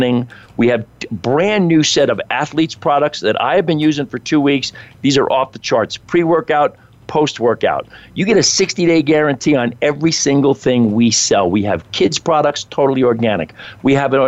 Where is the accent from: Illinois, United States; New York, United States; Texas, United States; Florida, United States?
New York, United States; Long Island; moved away; when I was a kid growing up, I grew up on Long Island